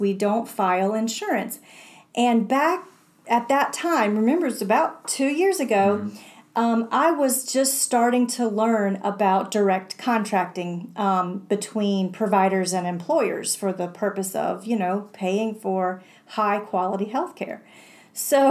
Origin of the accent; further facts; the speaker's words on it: Morganton, North Carolina, United States; a chiropractic office that operates in my hometown